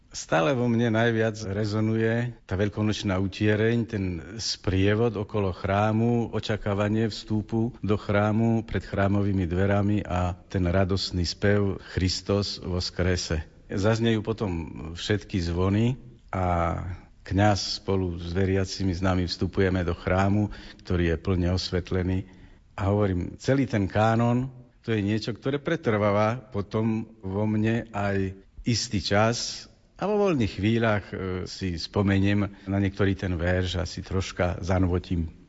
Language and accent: Slovak; Nový Ruskov, Košice Region, Slovakia; moved away as an adult; now in Bratislava, Slovakia; Pochádzam z východného Slovenska, z obce Nový Ruskov